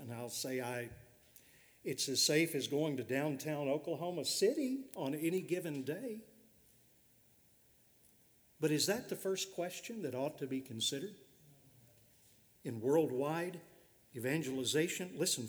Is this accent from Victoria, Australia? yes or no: yes; Victoria, Australia; A recent decision in my home state of Victoria in Australia seeks to overturn this work of God's grace.